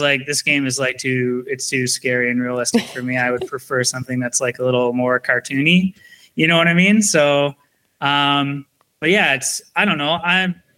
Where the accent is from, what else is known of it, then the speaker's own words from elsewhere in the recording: Canada; being Canadian